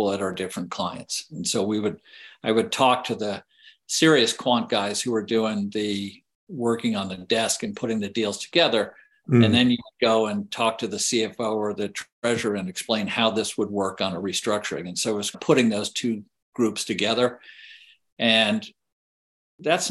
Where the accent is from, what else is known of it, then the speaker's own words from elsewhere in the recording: Charlottesville, Virginia, United States; also born or lived in Lexington, Virginia; I grew up in Charlottesville, Virginia, which is the middle of the state of Virginia